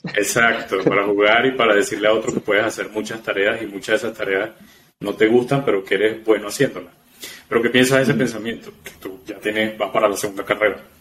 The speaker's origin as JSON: {"language": "Spanish", "country": "Venezuela", "moved": "yes", "said": "yo soy también eh, inmigrante, soy venezolano"}